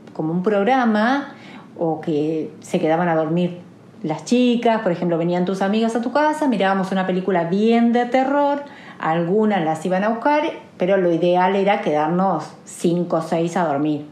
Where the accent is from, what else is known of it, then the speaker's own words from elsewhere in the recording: Olavarría, Buenos Aires Province, Argentina; de Olavarría, tengo 46 años